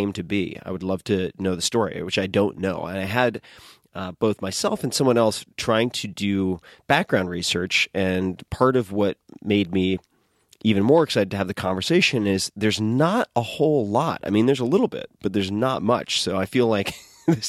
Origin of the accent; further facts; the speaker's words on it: Suffolk County, Long Island, New York, United States; I grew up in Long Island.